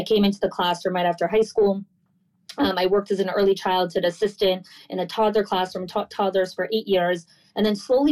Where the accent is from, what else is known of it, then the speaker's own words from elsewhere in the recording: New Jersey, United States; moved away as an adult; also born or lived in New York; now in Florida, United States; I grew up in New Jersey for the first kind of 22 years of my life